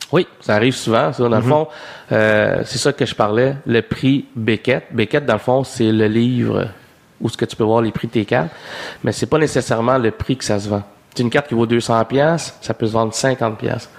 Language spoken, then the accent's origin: French; Saint-Jean-Port-Joli, Quebec, Canada; on a grandi à Saint-Jean-Port-Joli, à Québec